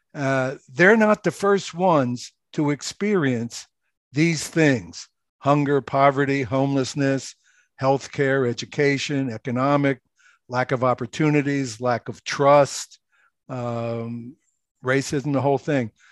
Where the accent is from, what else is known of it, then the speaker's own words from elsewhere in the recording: Philadelphia, Pennsylvania, United States; moved away as an adult; also born or lived in Okinawa; now in New Jersey, United States; I grew up in Philadelphia, lived in the Roe House